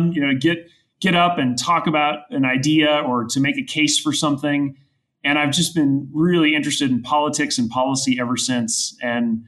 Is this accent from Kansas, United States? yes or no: yes; Goodland, Kansas, United States; moved away as an adult; also born or lived in Nebraska / Johannesburg, South Africa; now in Denver, United States; my hometown's Goodland and it's in mountain time and right on the Colorado border